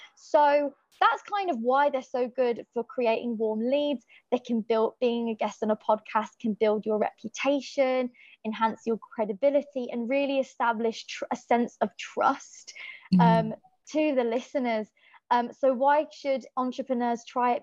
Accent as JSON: {"language": "English", "town": "Birmingham", "region": "West Midlands", "country": "United Kingdom", "also_born_or_lived": "Donegal, Ireland", "accent": "Irish", "said": "I'm from Birmingham, England, but I would call home Ireland, Donegal, because that's where all of my family are from and that's where i spent every summer as a child"}